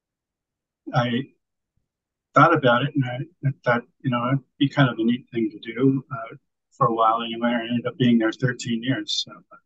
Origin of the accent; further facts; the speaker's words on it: Northern California, United States; moved away as an adult; I was raised in the Northern California suburbs